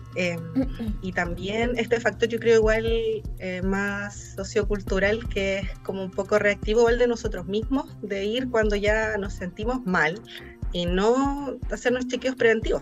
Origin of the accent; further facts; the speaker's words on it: Chile; nosotros como chilenos